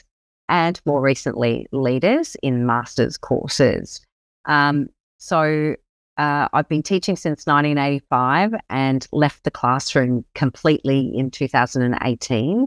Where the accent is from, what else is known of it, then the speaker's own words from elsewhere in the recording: Brisbane, Queensland, Australia; also born or lived in Sunshine Coast, Queensland; I live here on the wonderful Sunshine Coast in Queensland, and I actually grew up in Brisbane, so I'm a Queenslander through and through